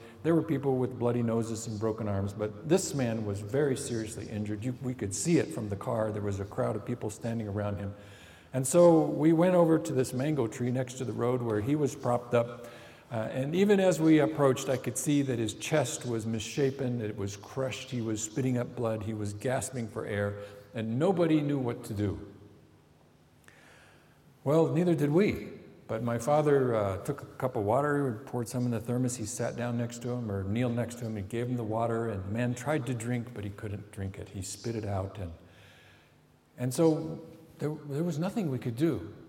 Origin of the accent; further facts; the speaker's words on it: Cambodia; when I was a 14-year-old boy growing up in Cambodia, I watched my parents as they were serving and preaching the gospel to Cambodians.